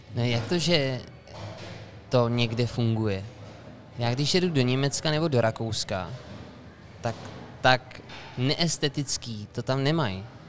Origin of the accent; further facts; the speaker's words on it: Czechia; my jako Češi